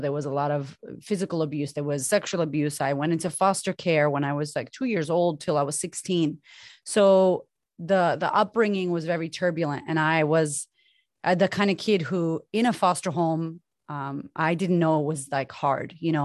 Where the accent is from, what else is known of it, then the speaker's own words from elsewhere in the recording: Boston, Massachusetts, United States; moved away as an adult; also born or lived in Sydney, Australia; now in Melbourne, Australia; I'm from Boston originally. My mom and my dad are Puerto Rican descent, and I grew up with a single mother